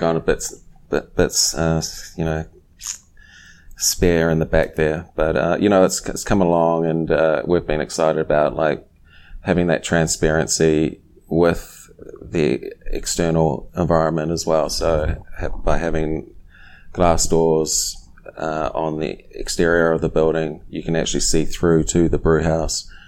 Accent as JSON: {"language": "English", "country": "New Zealand", "tie": "born or raised there", "moved": "yes", "lives_now": "Silver Spring, United States", "said": "growing up in New Zealand, I started brewing at a young age"}